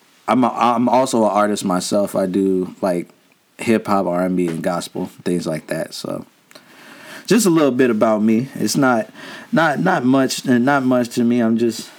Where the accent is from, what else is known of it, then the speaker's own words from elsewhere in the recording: Harvey, Illinois, United States; now in Peoria, United States; I was born in Harvey, Illinois, like up near Chicago. Came down here, like half my life in Harvey, half my life here